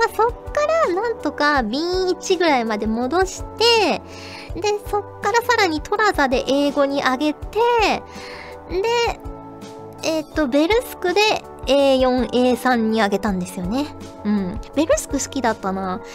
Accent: Kyushu, Fukuoka, Japan; 生まれも育ちも九州福岡

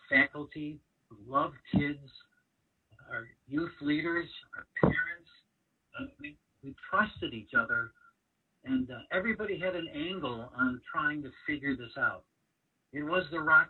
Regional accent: Chicago, Illinois, United States; We grew up on the South Side

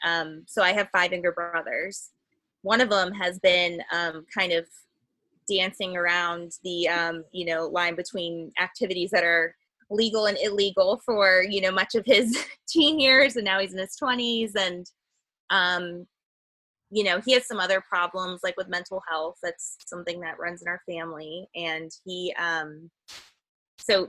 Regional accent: Cincinnati, Ohio, United States; I grew up outside of Cincinnati too

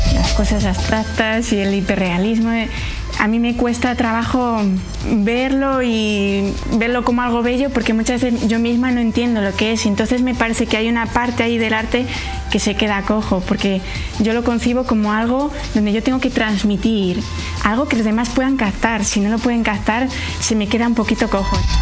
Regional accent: Santander, Cantabria, Spain; Yo nací en Santander

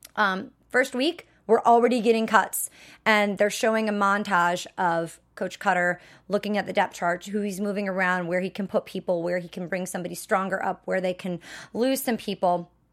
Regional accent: Wisconsin, United States; I'm from Wisconsin

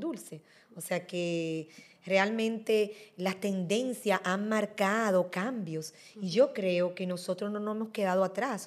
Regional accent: Dominican Republic; somos nosotros los dominicanos

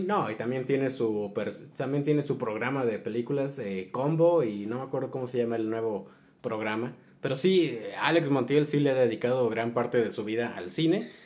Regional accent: Mexico

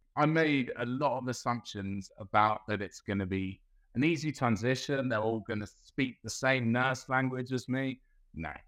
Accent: London, United Kingdom; moved away as an adult; also born or lived in Melbourne, Australia; now in Geelong, Australia; originally I'm from Southeast London, uh, Brixton.

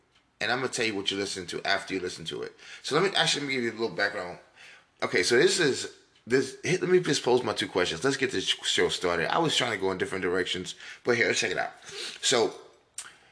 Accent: New York, United States; I grew up in New York and I loved sports as a kid

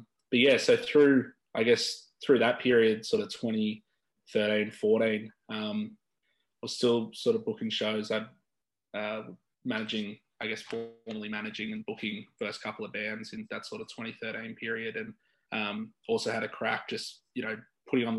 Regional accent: Sydney, New South Wales, Australia; moved away as an adult; I grew up on the Northern Beaches

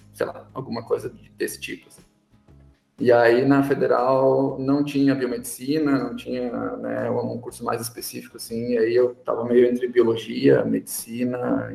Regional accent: São Leopoldo, Rio Grande do Sul, Brazil; accent: gaúcho; moved away as an adult; now in São Paulo, Brazil; Eu, eu sou de São Leopoldo, que é uma cidade na região metropolitana de Porto Alegre, e adquiri meu sotaque lá, e mesmo anos morando longe, ele não vai embora.

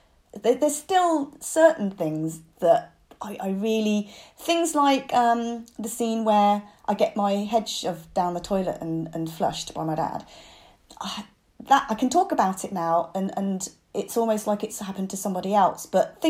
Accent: United Kingdom; being a British Chinese kid, not fitting in at home from being too Western and not fitting in at school for being too Chinese.

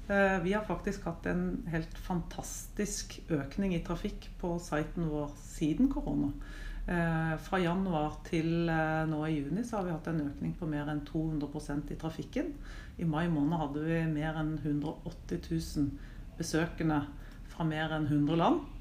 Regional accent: Mandal, Agder, Norway; now in Oslo, Norway; er 49 år gammel. Ehm, som man kanskje ikke hører, så kom jeg fra Mandal. Men eh, det er vel avslept etter veldig mange år her i Oslo.

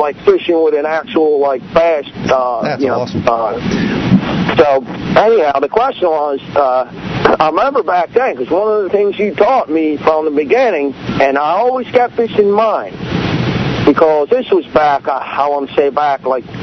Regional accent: New Jersey, United States; I'm actually from South Jersey

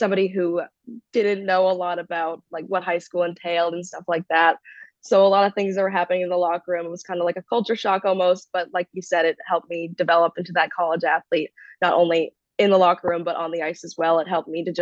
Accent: Massachusetts, United States; I'm definitely born and raised in Massachusetts

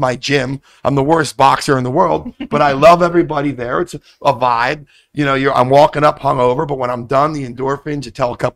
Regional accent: Philadelphia, Pennsylvania, United States; I'm from Philly.

